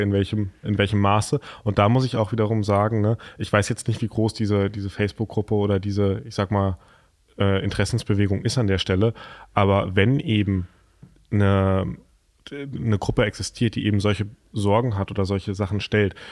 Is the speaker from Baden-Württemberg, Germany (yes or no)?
no; Lauterbach, Hesse, Germany; Ich komme ja aus Lauterbach